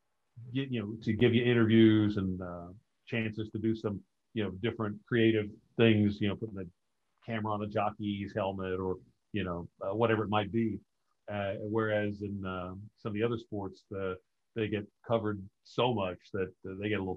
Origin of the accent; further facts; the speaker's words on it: Paris, Kentucky, United States; growing up in Paris, we had Claiborne Farm, very famous thoroughbred farm